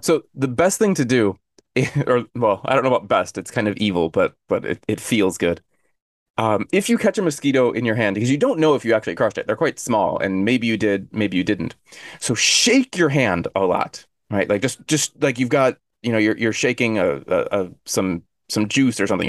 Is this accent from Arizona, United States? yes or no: yes; Arizona, United States; now in Korea; I'm from Arizona, and Arizona is dry